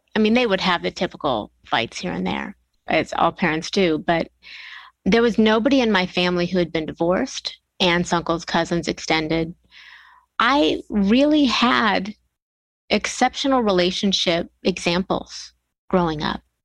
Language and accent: English; Bellevue, Ohio, United States; born or raised there; now in Atlanta, United States